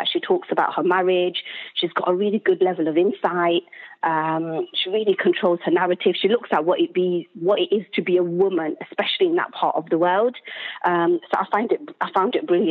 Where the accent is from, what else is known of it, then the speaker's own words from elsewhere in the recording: United Kingdom; as a British Muslim